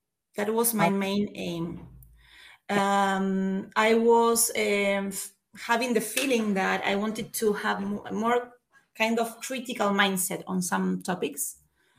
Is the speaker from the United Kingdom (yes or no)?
no; Argentina; moved away; I am originally from Latin America. I'm from Argentina.